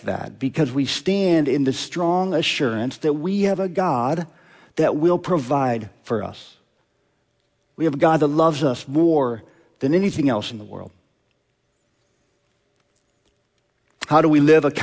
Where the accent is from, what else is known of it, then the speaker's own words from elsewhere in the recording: Omaha, Nebraska, United States; I grew up in Omaha.